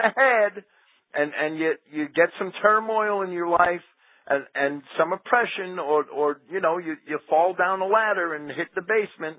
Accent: Jersey City, New Jersey, United States; I grew up in Jersey City

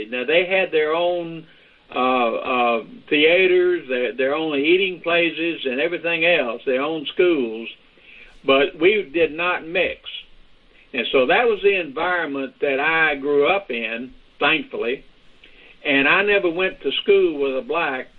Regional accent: Louisiana, United States

